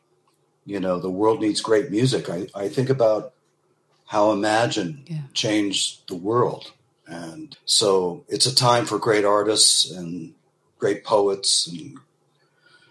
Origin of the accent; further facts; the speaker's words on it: New York, United States; now in Los Angeles, United States; I'm a New Yorker